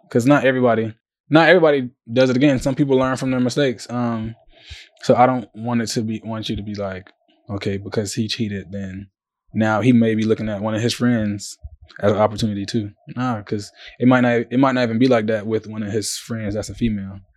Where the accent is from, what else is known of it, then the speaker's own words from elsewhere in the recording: Savannah, Georgia, United States; from Savannah, Georgia.